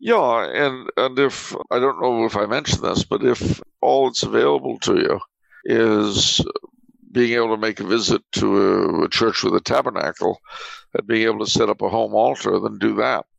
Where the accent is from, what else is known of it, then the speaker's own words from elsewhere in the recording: California, United States; I'm a Californian.